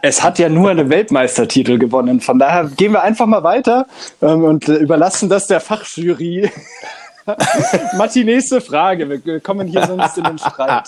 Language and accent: German; Bavaria, Germany; mir als Bayer